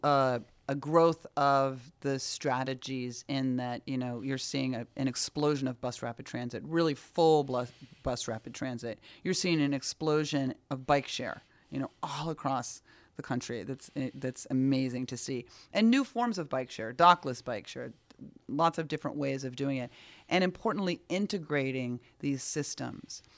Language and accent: English; New York City, New York, United States; As a New Yorker